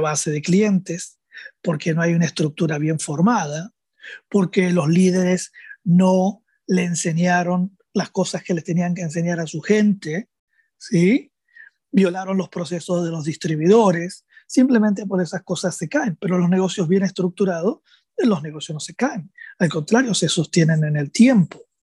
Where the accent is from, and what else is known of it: Argentina; also born or lived in Rosario